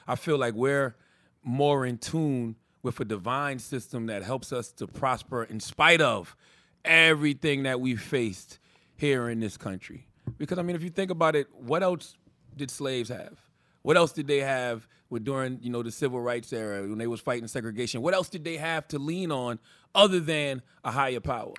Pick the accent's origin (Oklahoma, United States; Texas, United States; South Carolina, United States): South Carolina, United States; Moncks Corner; moved away; I come from Monk's Corner, South Carolina